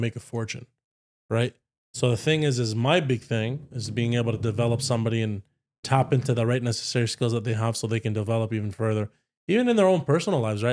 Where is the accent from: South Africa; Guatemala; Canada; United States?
Canada; Ottawa, Ontario; I grew up with a Paki family here